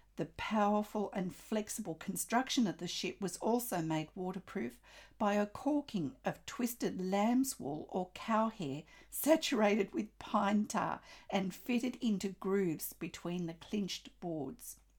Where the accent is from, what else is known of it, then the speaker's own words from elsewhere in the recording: Australia; I'm an Australian textile artist